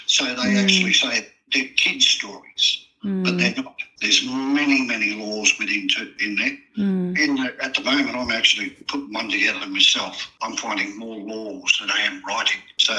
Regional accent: Sydney, New South Wales, Australia; Okay, I was born in Sydney. Paddington Hospital, as a matter of fact, and I lived in Surry Hills, if you know that area. That's right near Central Station.

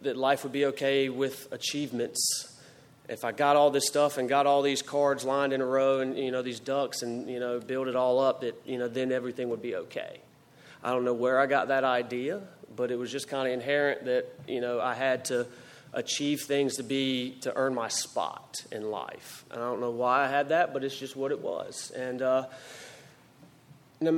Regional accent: Greenville, North Carolina, United States; moved away as an adult; now in Greensboro, United States; I grew up in Greenville, North Carolina, and I lived there until February 25th of 2008 when I came to Greensboro

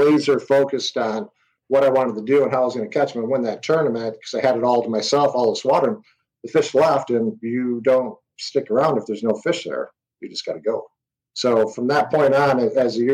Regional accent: Trenton, Michigan, United States; also born or lived in Clarkston, Michigan; I grew up in Trenton, which is on the Lower Detroit River

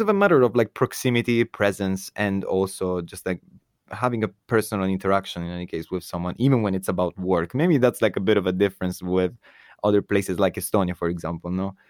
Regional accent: Italy; moved away; my home country, for example, Italy

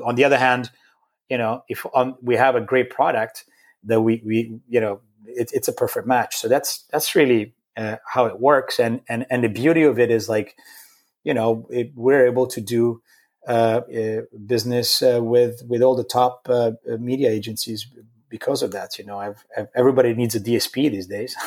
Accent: Rome, Lazio, Italy; moved away; I grew up in Rome, in Italy

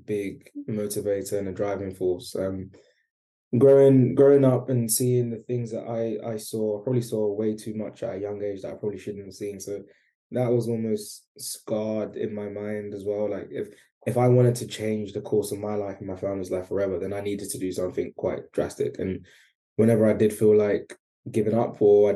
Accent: London, United Kingdom; I grew up in East London

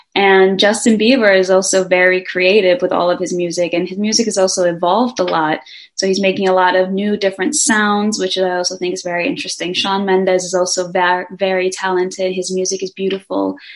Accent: Denmark; born or raised there

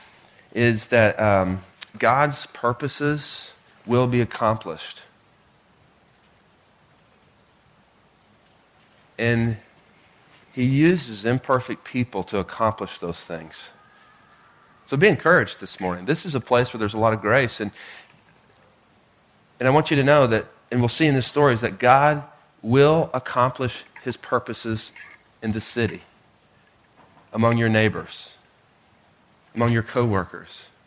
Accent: Oklahoma, United States; moved away; I grew up in Oklahoma, and so my friends all live there

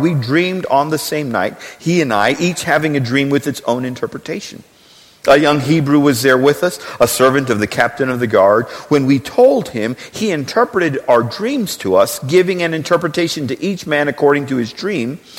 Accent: Texas, United States; we are Texan

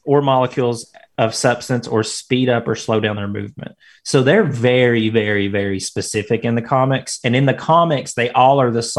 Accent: Tennessee, United States; accent: country; Which justifies we're from Tennessee.

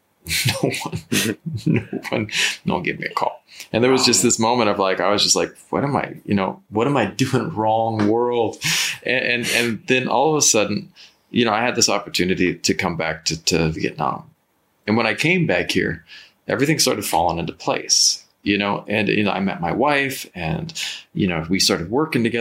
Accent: California, United States; I grew up in California

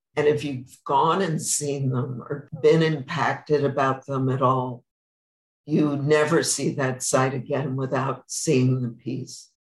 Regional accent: New York, United States; moved away as an adult; now in Palm Springs, United States; I'm a New Yorker, and I went to the Hamptons every summer

